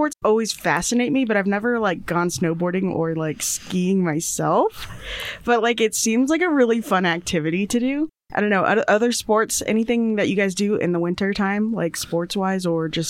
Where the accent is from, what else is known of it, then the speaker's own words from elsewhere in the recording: Indiana, United States; now in Rexburg, United States; I definitely have a little bit of experience in winter growing up in Indiana